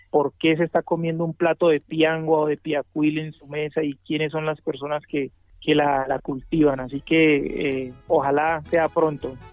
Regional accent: Pacific region, Colombia; siempre la gente, eh, cuando me ve, pues tiene que saber que yo soy del Pacífico y tienen que saber que ese, esa persona que está allá es de esa tierra pujante

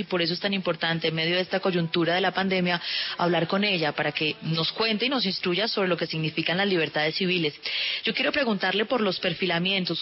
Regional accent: Cali, Valle del Cauca, Colombia; en mi tierra, en Cali

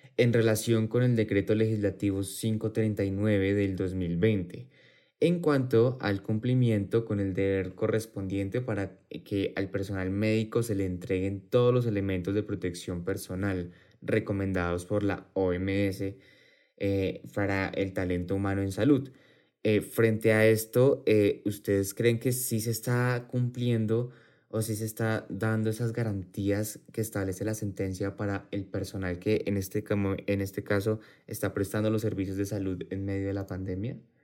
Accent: Colombia; como colombianos

